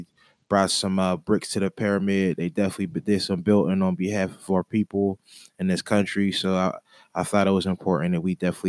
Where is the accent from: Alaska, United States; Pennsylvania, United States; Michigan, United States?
Pennsylvania, United States; Pittsburgh; also born or lived in Lincoln-Lemington, Pittsburgh; Born and raised in the Homewood area, current resident like Lincoln Leamington, more specifically, if you're familiar with the East Side.